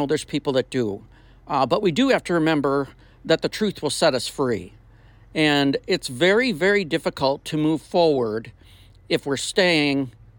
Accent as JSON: {"language": "English", "region": "Minnesota", "country": "United States", "also_born_or_lived": "the South (US)", "moved": "as an adult", "said": "I'm originally from Minnesota, been down south almost my whole adult life"}